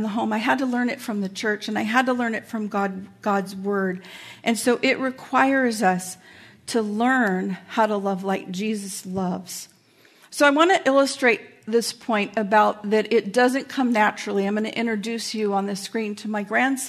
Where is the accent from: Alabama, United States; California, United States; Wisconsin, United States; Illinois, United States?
California, United States; Carson; moved away; I grew up in a really rough neighborhood, I grew up in Carson, California